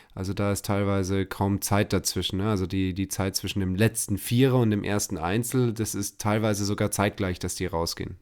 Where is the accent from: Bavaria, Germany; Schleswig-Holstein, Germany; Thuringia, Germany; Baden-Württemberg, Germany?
Bavaria, Germany; Munich; als Münchner